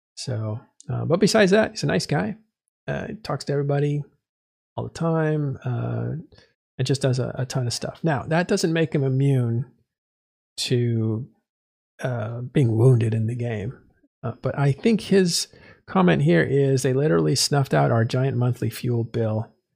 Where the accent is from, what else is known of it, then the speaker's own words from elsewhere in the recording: California, United States; I'm from California